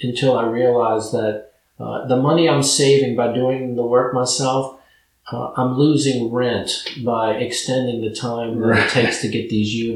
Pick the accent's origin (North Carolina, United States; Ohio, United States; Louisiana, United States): Louisiana, United States; New Orleans; moved away; I was originally from New Orleans